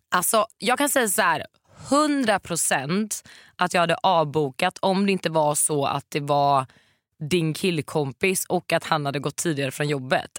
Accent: Varberg, Halland County, Sweden; moved away; när jag bodde hemma i Varberg

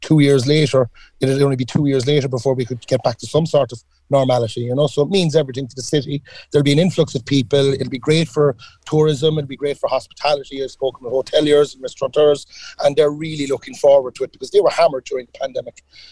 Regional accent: Ballincollig, Munster, Ireland; straight out to Ballincollig and leading the charge in my hometown's parade as well.

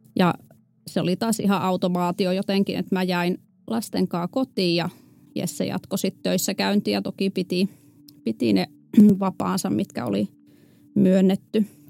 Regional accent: a small municipality in North Savo, Finland; mä oon kotoisin pohjoissavolaisesta pikkukunnasta ja mulla oli hyvin, hyvin tavallinen lapsuus ja nuoruus

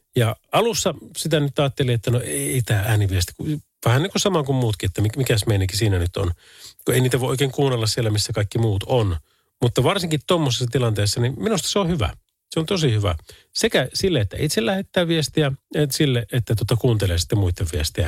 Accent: Oulu, North Ostrobothnia, Finland; Täällä ollaan Oulusta

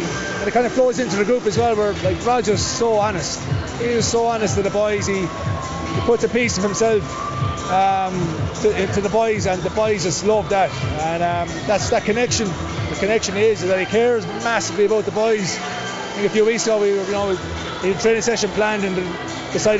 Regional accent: Tipperary, Munster, Ireland; accent: Tipperary; moved away as an adult; now in La Rochelle, France; my Tipperary accent

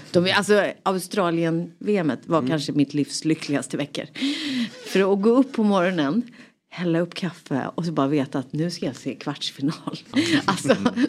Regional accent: Rotebro, Stockholm County, Sweden; also born or lived in Solna; jag kommer från Rotebro, eller jag är född i Solna, of mm. course. Men, ja, eh, men sen så växte jag upp i Rotebro, norr om stan

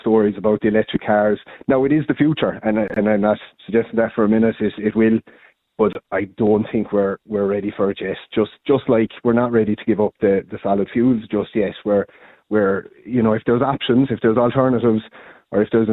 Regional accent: Hospital, Munster, Ireland; I'm originally from Hospital in County Limerick, so I'm born and bred in the town

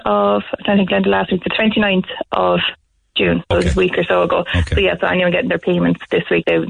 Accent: Tipperary, Munster, Ireland; I'm working in Kilkenny and I'm from Tipperary

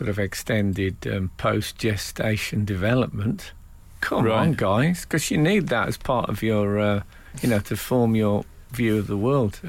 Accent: West Midlands, United Kingdom; I'm from the West Midlands

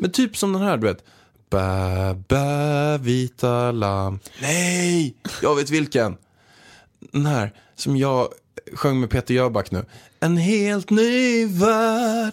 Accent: Småland, Sweden; moved away; jag kommer egentligen från Småland

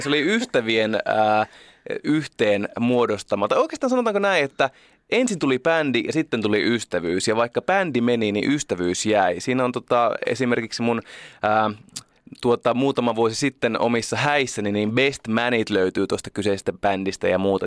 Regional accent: Oulu, North Ostrobothnia, Finland; moved away; mä oon Oulusta

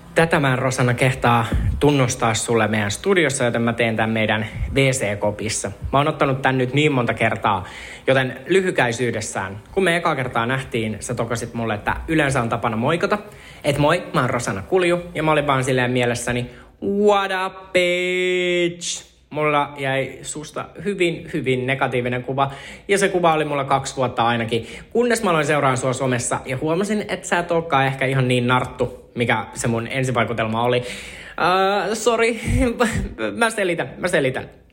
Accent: Uusikaupunki, Southwest Finland, Finland; mä oon uudesta kaupungista kotoisin

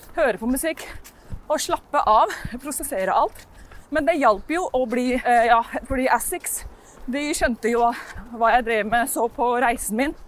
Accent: Norway; also born or lived in London, England

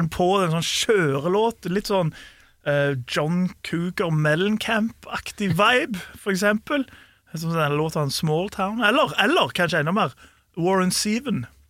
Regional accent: Norway; vi er nordmenn

